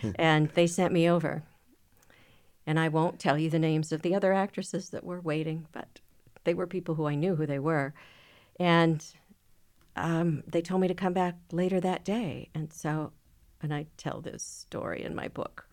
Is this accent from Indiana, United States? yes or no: no; Minneapolis, Minnesota, United States; I grew up in Minneapolis.